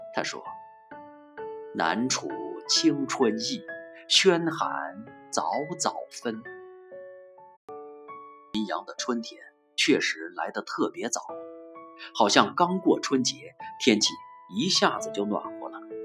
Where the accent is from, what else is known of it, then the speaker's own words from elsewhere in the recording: Yunyang, Chongqing, China; 现在诗圣来到了我的故乡，我一千二百五十五年前的故乡